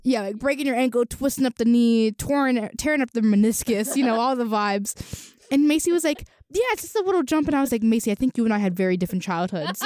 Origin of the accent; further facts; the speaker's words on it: Venezuela; now in State College, United States; I'm from Venezuela